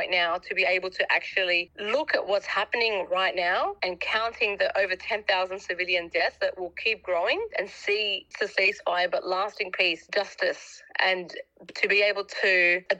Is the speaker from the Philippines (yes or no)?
no; Nablus, West Bank, Palestine; I'm Palestinian from Nablus.